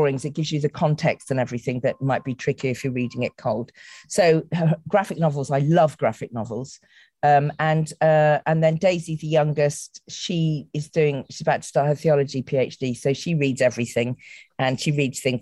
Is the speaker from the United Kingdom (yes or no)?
yes; the Cotswolds, South West England, United Kingdom; also born or lived in Bristol; I was growing up in the Cotswolds in the 1960s.